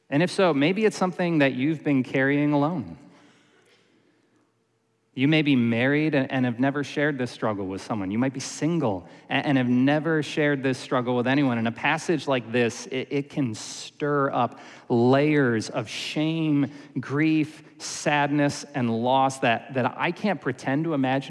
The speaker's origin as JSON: {"language": "English", "town": "Syracuse", "region": "New York", "country": "United States", "tie": "born or raised there", "said": "I grew up in Syracuse, New York"}